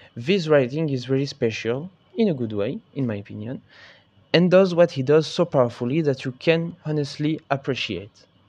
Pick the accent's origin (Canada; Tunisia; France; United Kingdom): France; English is a second language; if my English is bad, because, uh, I'm French